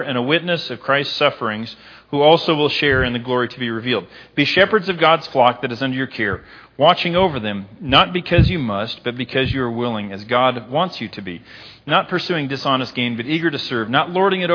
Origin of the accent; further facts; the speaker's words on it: United States; I'm an American